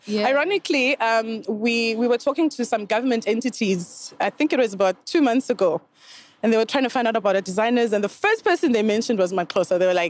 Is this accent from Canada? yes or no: no; Zimbabwe; moved away as an adult; now in Dubai, United Arab Emirates; I'm from Zimbabwe, originally. I've been in Dubai 10 years now.